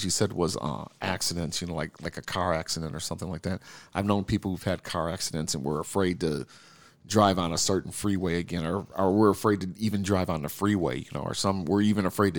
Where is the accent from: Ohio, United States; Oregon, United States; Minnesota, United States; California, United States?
Minnesota, United States; Minneapolis; And as you know, we are from Minneapolis.